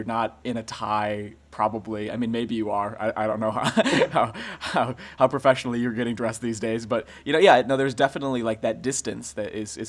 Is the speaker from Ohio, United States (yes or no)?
no; Sandwich, Illinois, United States; I grew up in Sandwich, and it was a pretty, you know, pretty rural town.